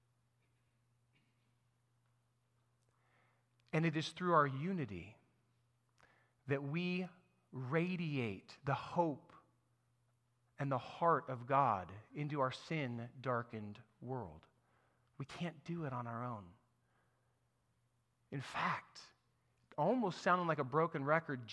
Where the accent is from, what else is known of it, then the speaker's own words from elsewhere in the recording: United States; I'm an American in the 21st century